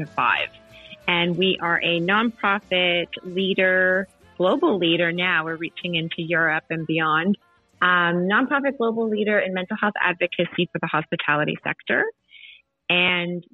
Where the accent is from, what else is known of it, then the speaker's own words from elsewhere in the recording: Canada; I'm born and raised in Canada, my parents are from Chile